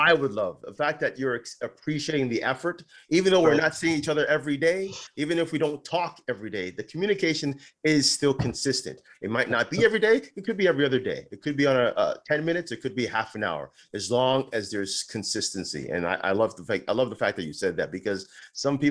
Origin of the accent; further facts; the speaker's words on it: Ontario, Canada; moved away; I'm originally from Ontario